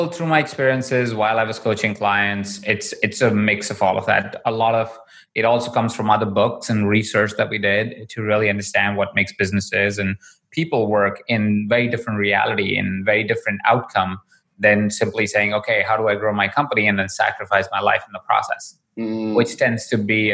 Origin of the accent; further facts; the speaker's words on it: Jaipur, Rajasthan, India; I was born in Jaipur. I was 20 in a household of about 23 other people. Jaipur is a small town in India. That's where I was born. And I grew up there as well.